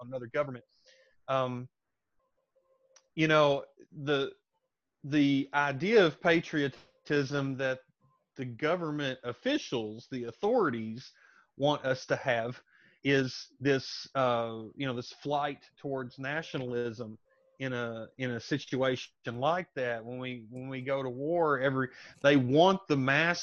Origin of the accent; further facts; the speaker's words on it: United States; now in Thailand; I'm an American, a former American soldier